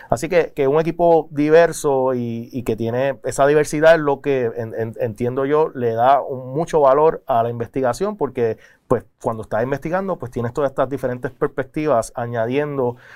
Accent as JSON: {"language": "Spanish", "country": "Puerto Rico", "said": "déjame aclarar que somos muchos los boricuas que estamos trabajando en la Junta"}